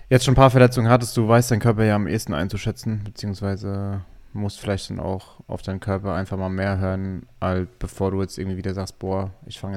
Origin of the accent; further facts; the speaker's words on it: Schweinheim, Bavaria, Germany; Gut, ich bin jetzt ja, ich bin ja aus Schweinheim dann nach Obernau gegangen